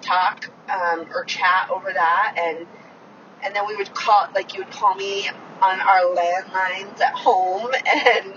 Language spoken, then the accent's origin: English; Utah, United States; I've always lived in Utah. I was born and raised here.